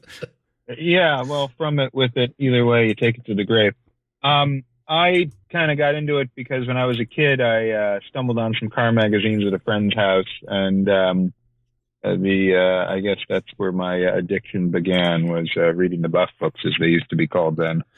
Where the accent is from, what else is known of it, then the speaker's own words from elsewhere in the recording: Chicago, Illinois, United States; now in Los Angeles, United States; I grew up in Chicago, so um, you know, same same sort of Midwestern vibe